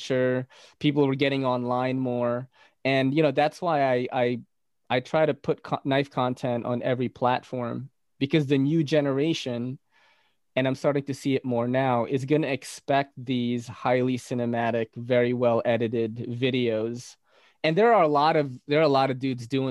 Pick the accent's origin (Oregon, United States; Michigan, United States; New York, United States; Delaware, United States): New York, United States; New York City; also born or lived in Philippines; I'm from New York City.